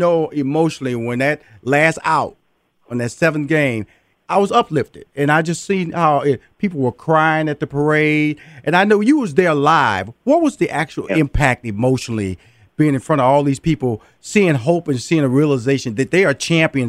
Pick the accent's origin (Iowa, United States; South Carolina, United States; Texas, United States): Texas, United States; Houston; I'm from Fifth Ward, Texas